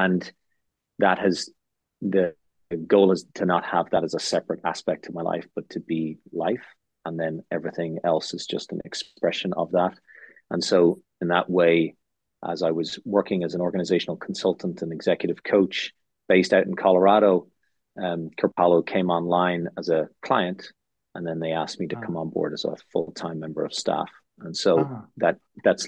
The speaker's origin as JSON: {"language": "English", "country": "Ireland", "tie": "born or raised there", "moved": "yes", "said": "I also went to a K through 12 school in Ireland"}